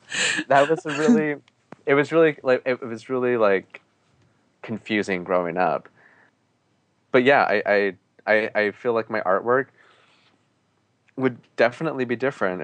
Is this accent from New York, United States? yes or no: no; Portland, Oregon, United States; Like, growing up in Portland, Oregon, and being so displaced from like the four sacred mountains of the Diné people, I still feel really empowered as like a Navajo Diné person